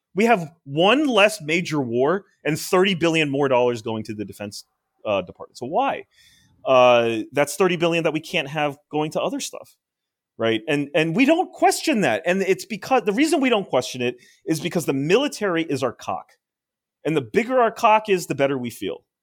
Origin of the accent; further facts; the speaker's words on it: United States; as an Asian American